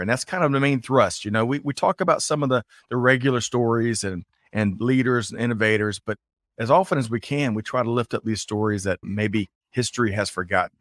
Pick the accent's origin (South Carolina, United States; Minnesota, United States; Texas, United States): South Carolina, United States; Aiken; I grew up in Aiken, South Carolina